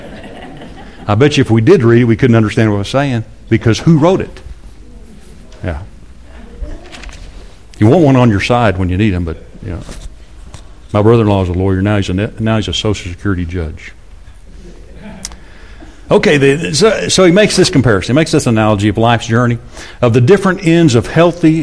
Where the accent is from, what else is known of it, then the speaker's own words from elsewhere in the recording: Amarillo, Texas, United States; I grew up in Amarillo.